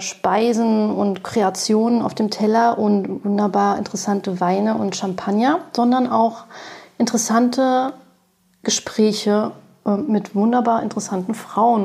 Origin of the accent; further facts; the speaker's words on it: Berlin, Germany; ich bin 45 Jahre alt, gebürtige Berlinerin